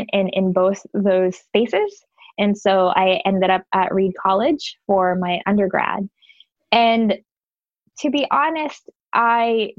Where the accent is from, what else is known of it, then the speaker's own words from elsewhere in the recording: Manila, Metro Manila, Philippines; now in Washington, D.C., United States; I grew up in the Philippines. Manila is my first home.